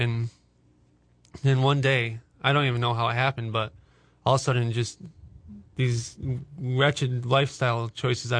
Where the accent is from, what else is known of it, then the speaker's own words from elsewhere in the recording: Cedar Springs, Michigan, United States; I grew up in Cedar Springs, Michigan, just north of Grand Rapids